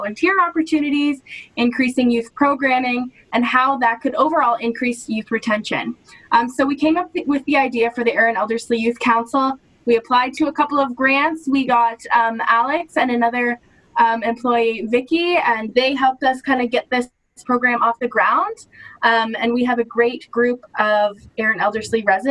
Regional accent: Paisley, Ontario, Canada; I grew up in Paisley. I went to high school in Walkerton, elementary school in Paisley.

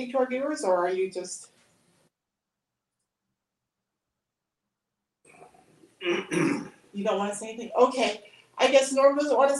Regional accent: Montana, United States; I grew up on the High Line

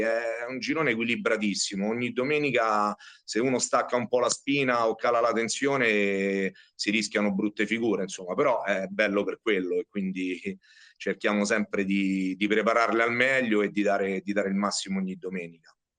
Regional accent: Riano, Lazio, Italy; Ho giocato massimo in seconda categoria, sempre qui a Riano nel mio paese

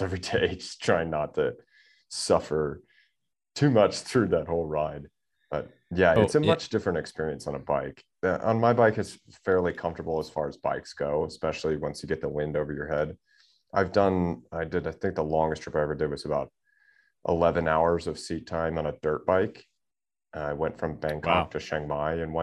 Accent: suburbs of Chicago, Illinois, United States; moved away as an adult; now in Thailand; I grew up outside Chicago in the suburbs

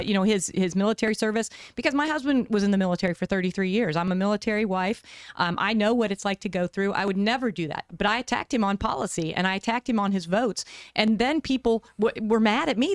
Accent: West Virginia, United States; now in Arizona, United States; I grew up in the East. I grew up in West Virginia

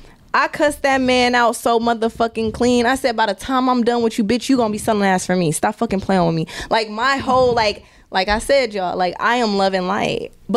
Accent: Milwaukee, Wisconsin, United States; Like I said, like, I'm from Milwaukee. Like, people are like, oh, you're from Wisconsin? I'm like, yeah, Wisconsin. But Milwaukee, to be specific, do not play with me, bro.

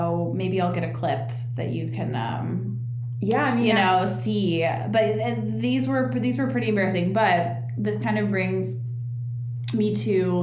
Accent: Hubbard Woods, Illinois, United States; moved away as an adult; also born or lived in Kansas City; now in Los Angeles, United States; we moved back from Kansas City, where we were for 2 years, then we moved back to, Hubbard Woods

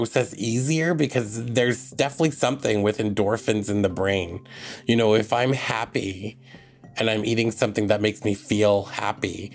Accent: Tache Reserve, north central BC, British Columbia, Canada; from the Glasden Nation, which is colonially known as Tache Reserve, and it's in north central BC

